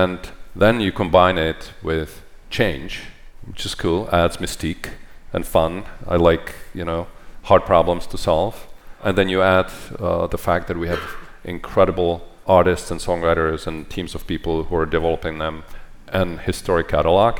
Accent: Czechia; moved away; I grew up in Czechoslovakia when it was a communist country.

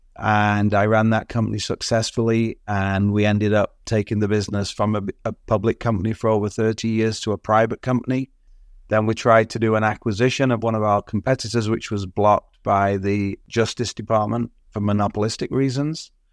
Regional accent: Southport, North West England, United Kingdom; now in Toronto, Canada; I was born in the U K. I grew up in Southport on the northwest coast

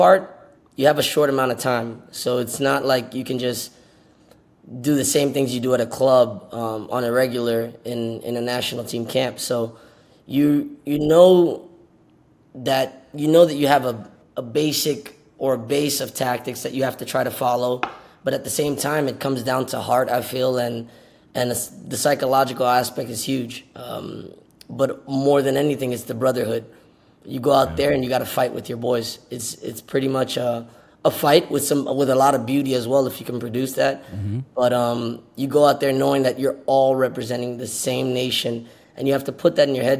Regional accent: Miami, Florida, United States; moved away; also born or lived in New York / Philadelphia / Dallas; I'm born in New York, raised Miami, never lived in Haiti

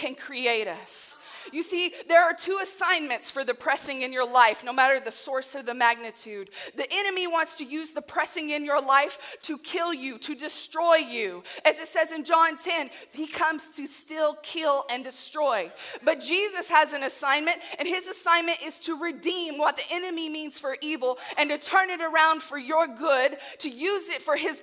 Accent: Southern Illinois, United States; I am from Southern Illinois

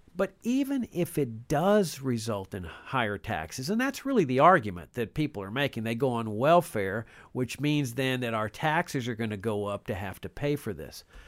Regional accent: Laredo, Texas, United States; I grew up in Laredo

